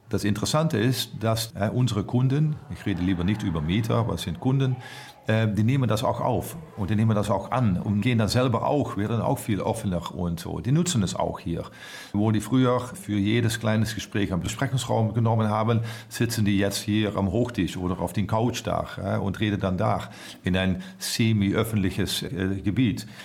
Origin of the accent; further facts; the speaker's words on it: Netherlands; German is a second language; ich bin Holländer, ich bin ziemlich offen.